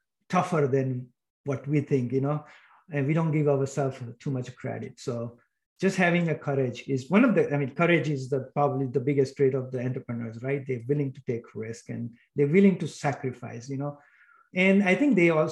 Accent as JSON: {"language": "English", "country": "India", "tie": "born or raised there", "moved": "yes", "said": "I grew up in India"}